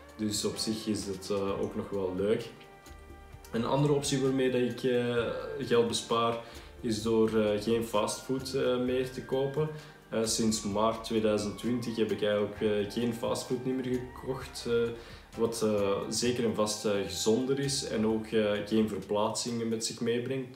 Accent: Belgium; accent: Belgian; now in Netherlands; je hoort het waarschijnlijk ook aan mijn accent, ik eh, zelf van België kom

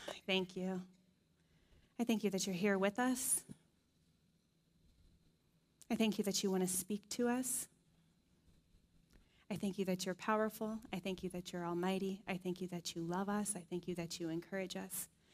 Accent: Dayton, Ohio, United States; moved away; They're actually in my hometown, Dayton, Ohio, this week

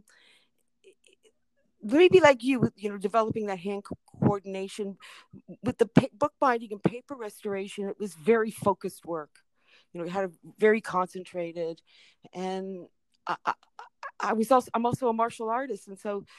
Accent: Canada; also born or lived in Detroit, Michigan, United States; when my twin sister and me were 3 months old, we were brought to Canada

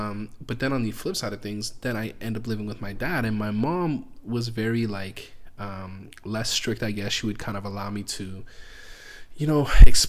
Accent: Canada; Oh, I'm Canadian.

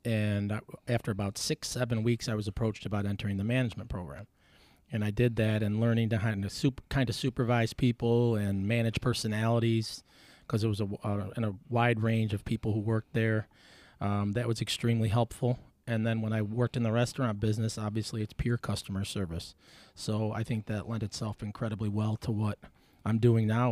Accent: Buffalo, New York, United States; Nineteen eighty-one, born on Potter's Road

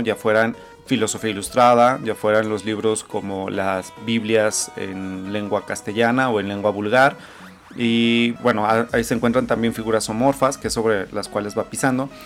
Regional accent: Zacatecas, Mexico; soy historiador y soy zacatecano

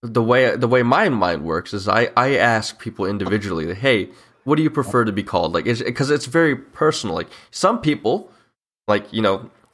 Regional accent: United States; Yes, I'm from the United States. I am a U.S. citizen.

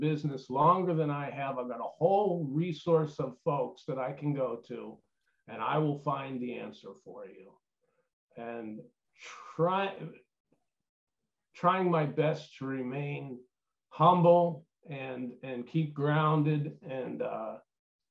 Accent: Pittsburgh, Pennsylvania, United States; moved away; I'm from Pittsburgh originally

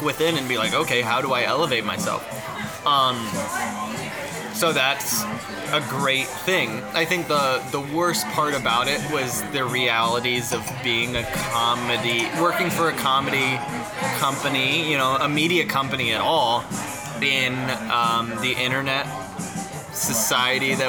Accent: Kansas City, Missouri, United States; moved away as an adult; also born or lived in Columbia, Missouri; now in Chicago, United States; growing up in Kansas City with a mom who's very Polish

